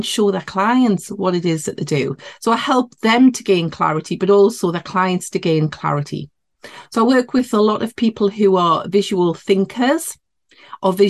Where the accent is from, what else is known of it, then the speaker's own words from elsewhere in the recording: near Newcastle upon Tyne, North East England, United Kingdom; accent: Geordie; I'm in the northeast of England. So yeah, this would be classed as a Geordie accent near Newcastle upon Tyne